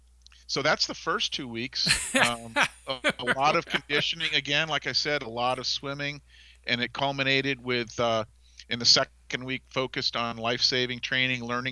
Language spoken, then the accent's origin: English; Massachusetts, United States; I was from Massachusetts